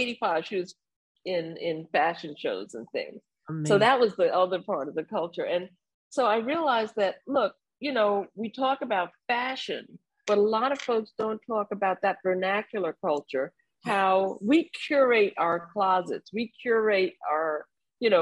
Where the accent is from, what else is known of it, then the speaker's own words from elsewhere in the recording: New York City, New York, United States; also born or lived in Bermuda / Brooklyn; I was a little Caribbean kid growing up in New York City